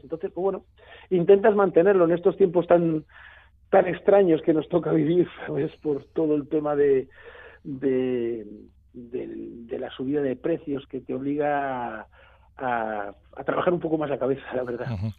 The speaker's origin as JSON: {"language": "Spanish", "town": "Blanes", "region": "Catalonia", "country": "Spain", "tie": "born or raised there", "moved": "yes", "lives_now": "Barcelona, Spain", "said": "yo soy de la Costa Brava de, de, de, Blanes, del primer pueblo de la Costa Brava"}